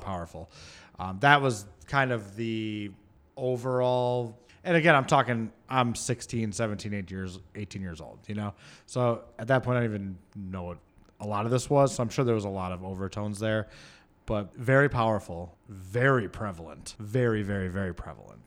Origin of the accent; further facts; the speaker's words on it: Michigan, United States; moved away; I grew up in Michigan